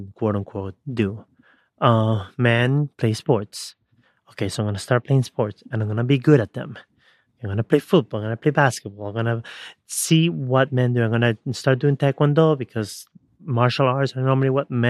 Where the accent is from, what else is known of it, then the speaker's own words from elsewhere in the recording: Ecuador; when I was born, back in the 80s, early 80s, growing up in Ecuador, at age 4